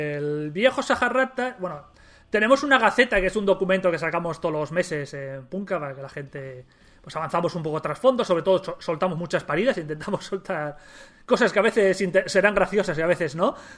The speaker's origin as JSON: {"language": "Spanish", "town": "Gijón", "region": "Asturias", "country": "Spain", "said": "nosotros somos de Gijón"}